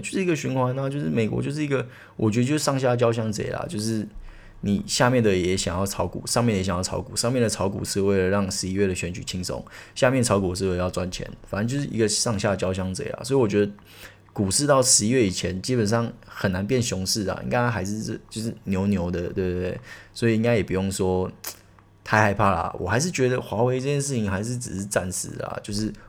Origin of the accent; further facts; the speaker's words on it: Taiwan; 我们台湾人